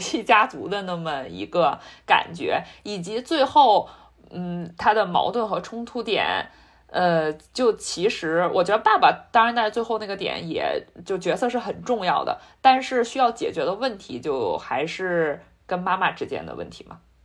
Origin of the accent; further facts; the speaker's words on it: China; now in United States; 我们在中国长大的小孩儿